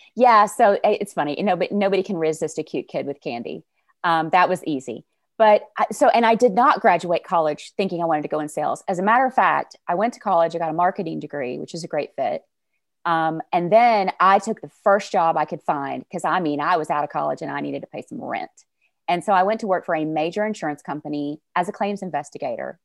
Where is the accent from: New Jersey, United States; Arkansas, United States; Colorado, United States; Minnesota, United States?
Arkansas, United States; North Little Rock; I am from North Little Rock, Arkansas, which is right outside the capital city of Little Rock.